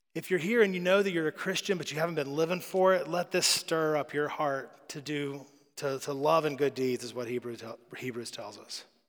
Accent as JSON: {"language": "English", "country": "United States", "said": "we're American"}